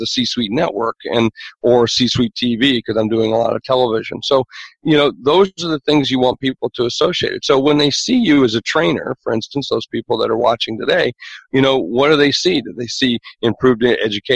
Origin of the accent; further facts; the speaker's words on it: South Dakota, United States; I'm from South Dakota.